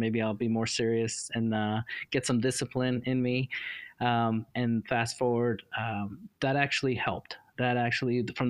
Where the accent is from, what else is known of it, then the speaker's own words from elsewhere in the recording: New York City, New York, United States; now in Dallas, United States; growing up in New York City really just opened my eyes to see life differently.